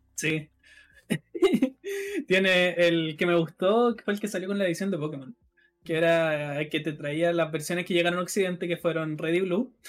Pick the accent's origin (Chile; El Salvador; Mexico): Chile; Rancagua, O'Higgins; yo estoy en Rancagua, o sea, yo soy de Rancagua